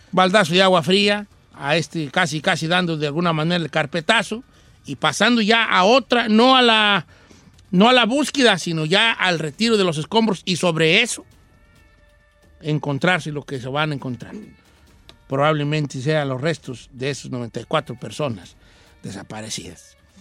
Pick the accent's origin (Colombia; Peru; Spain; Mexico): Mexico; Nosotros como mexicanos